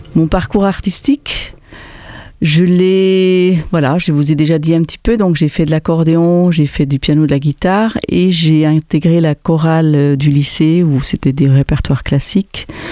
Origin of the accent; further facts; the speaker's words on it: German-speaking Switzerland, Switzerland; first language French; also born or lived in Aarau, Switzerland; now in Montpellier, France; J'ai grandi donc en Suisse allemande en apprenant donc le suisse allemand en deuxième langue puisque le français était ma langue maternelle